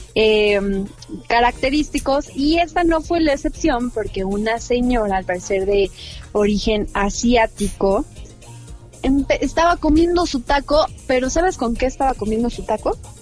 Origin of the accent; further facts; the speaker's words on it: Mexico; como buena mexicana